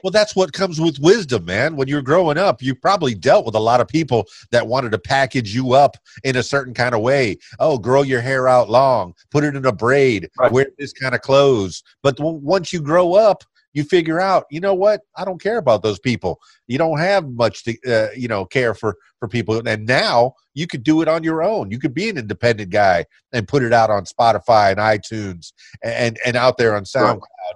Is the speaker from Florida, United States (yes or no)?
yes; Miami, Florida, United States; now in Conway, United States; i was born in Miami and I've, I've pr- primarily stayed in the South